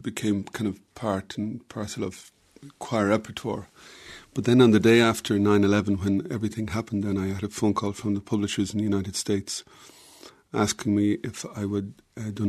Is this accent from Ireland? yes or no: yes; County Offaly, Ireland; I come from County Offaly, and my uncle was my music mentor